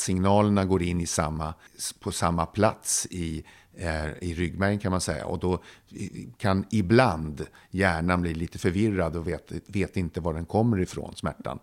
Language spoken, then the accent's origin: Swedish; Södertälje, Stockholm County, Sweden; hemma i Södertälje. Jag var sex år gammal